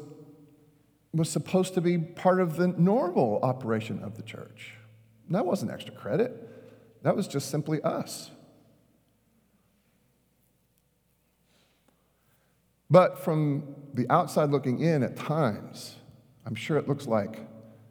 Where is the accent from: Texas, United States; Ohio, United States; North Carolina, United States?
Texas, United States; Richardson; I grew up in Richardson